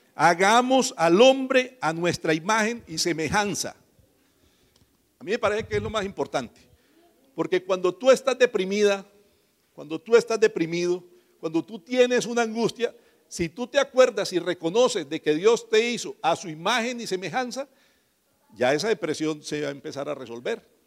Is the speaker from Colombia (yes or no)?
yes; Mogotes, Santander, Colombia; moved away; yo soy de más arribita, de Mogotes. Mogotes es una población ahí cerquita de San Gil. No nací allá, pero allá nos criamos todos nosotros